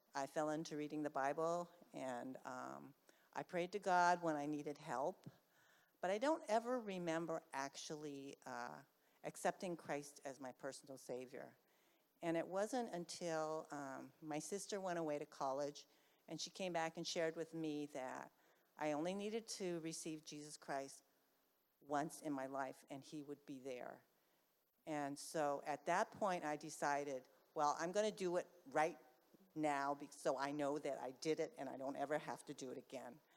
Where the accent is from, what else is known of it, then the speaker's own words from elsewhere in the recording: Bay Area, California, United States; I was from the Bay Area